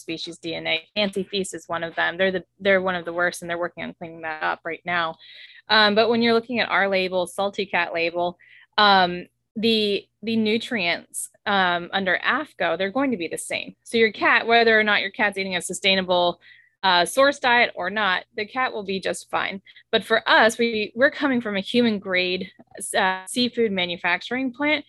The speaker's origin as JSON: {"language": "English", "region": "South Louisiana", "country": "United States", "said": "we're from South Louisiana"}